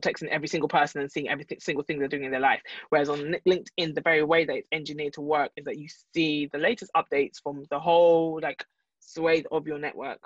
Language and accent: English; London, United Kingdom; I'm from London